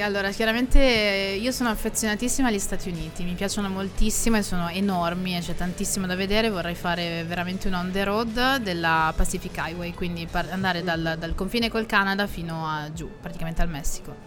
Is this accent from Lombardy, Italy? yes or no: yes; Milan, Lombardy, Italy; Milano, perché è la mia città natale, quindi quella in cui vivo da ventotto anni